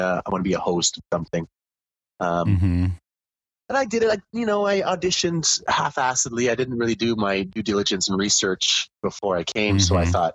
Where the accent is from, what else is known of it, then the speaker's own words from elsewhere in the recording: Calgary, Alberta, Canada; moved away as an adult; my hometown in Calgary